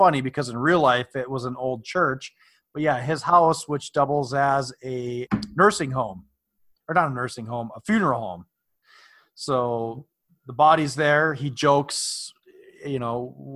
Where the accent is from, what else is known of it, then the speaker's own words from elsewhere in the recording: Virginia, Minnesota, United States; literally my hometown